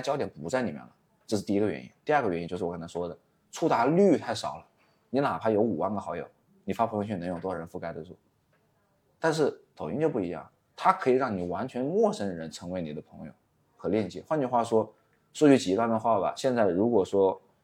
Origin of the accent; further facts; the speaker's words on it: Wuhan, Hubei, China; 我是一个土生土长在武汉做短视频，或者说我是一个在武汉做短视频的